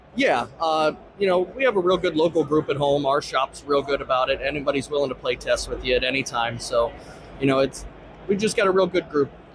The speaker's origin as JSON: {"language": "English", "town": "Canton", "region": "Ohio", "country": "United States", "said": "I'm from Canton, Ohio"}